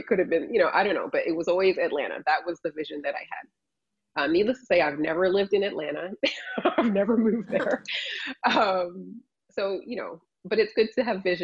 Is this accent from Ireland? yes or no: no; Toronto, Ontario, Canada; moved away as an adult; also born or lived in Illinois / Chicago; now in Orlando, United States; I grew up in Toronto in the cold climate, but my family is from Barbados